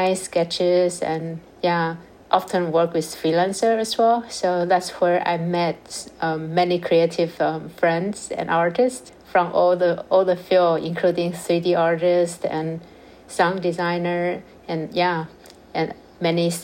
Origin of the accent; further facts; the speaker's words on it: Taichung, Taiwan; moved away as an adult; also born or lived in New York; I'm originally from Taiwan, from a countryside, little town called Taichung